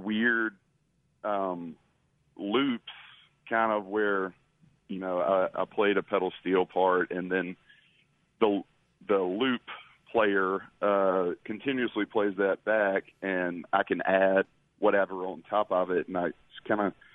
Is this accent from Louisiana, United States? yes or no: no; Greenwood, Mississippi, United States; also born or lived in Oxford, Mississippi; now in Water Valley, United States; I grew up in and around Greenwood, Edobina area